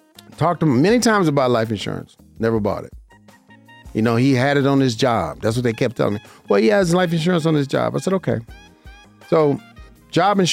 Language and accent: English; Las Vegas, Nevada, United States; I'm from Vegas